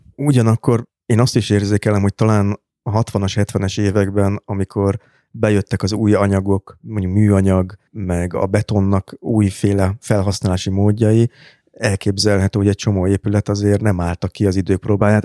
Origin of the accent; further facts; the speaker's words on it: Budapest, Hungary; annak a békesmegyeri panellakásnak a konyhája, amiben én fölnőttem